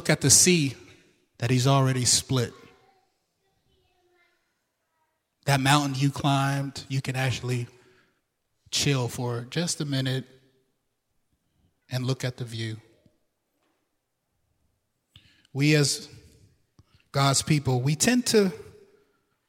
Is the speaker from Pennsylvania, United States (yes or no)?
yes; Pittsburgh, Pennsylvania, United States; moved away as an adult; also born or lived in Philadelphia; I was born in Pittsburgh Hill District, which in the 30s, 40s, 50s, 60s, 70s was considered Little Harlem